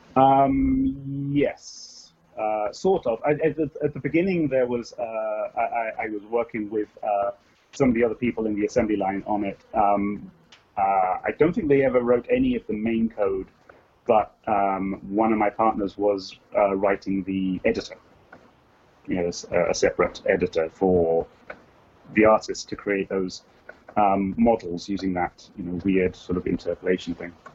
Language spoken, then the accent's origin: English; England, United Kingdom; accent: English; moved away as an adult; now in California, United States; I am English. I don't know how English I still sound. I've been here for like uh, uh, nearly thirty years